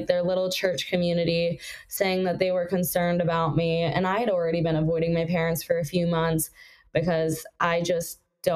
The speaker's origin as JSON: {"language": "English", "town": "Los Angeles", "region": "California", "country": "United States", "tie": "born or raised there", "said": "I grew up in the South Bay, and in the South Bay, it's a little more conservative"}